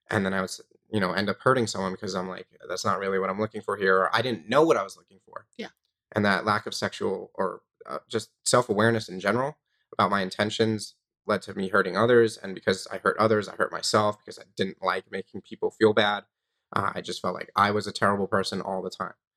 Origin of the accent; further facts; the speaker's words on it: Long Island, New York, United States; I grew up in New York on Long Island.